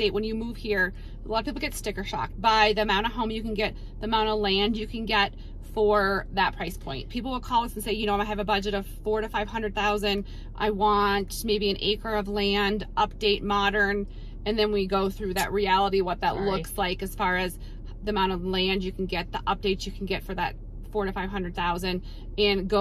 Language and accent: English; Minnesota, United States; now in Colorado, United States; I'm from Minnesota originally